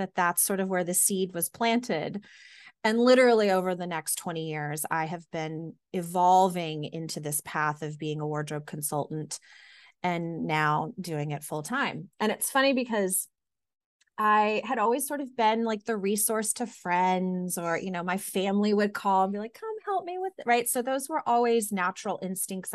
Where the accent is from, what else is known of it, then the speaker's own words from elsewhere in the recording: Irving, Texas, United States; now in Boston, United States; I grew up in Irving, Texas, which is a suburb of Dallas